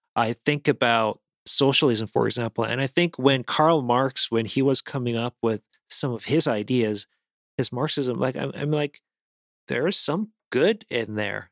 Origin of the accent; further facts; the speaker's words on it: South Korea; moved away; I grew up in South Korea where we actually have a couple food items that are bugs